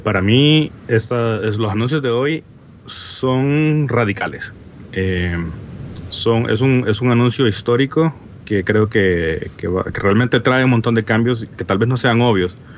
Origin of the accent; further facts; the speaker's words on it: Honduras; now in Washington, D.C., United States; como podrán notar por mi acento raro, no soy de España. soy de Honduras. Originariamente soy, ahora soy oficialmente americano